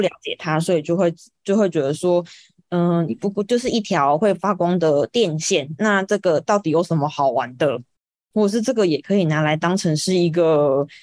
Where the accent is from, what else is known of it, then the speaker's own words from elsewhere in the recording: Kaohsiung, Taiwan; 因为我是高雄人，所以我就是选择要留在高雄工作，所以我就是找到了现在的就是村上设计的公司